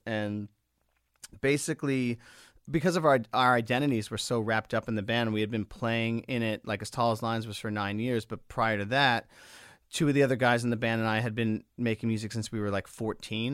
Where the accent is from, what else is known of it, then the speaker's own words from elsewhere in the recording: Long Island, New York, United States; growing up on Long Island